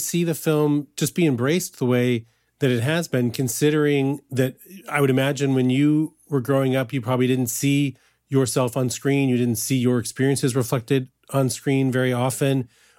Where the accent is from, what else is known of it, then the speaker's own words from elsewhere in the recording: Midwest, United States; And it's funny, you know, I'm also from the Midwest.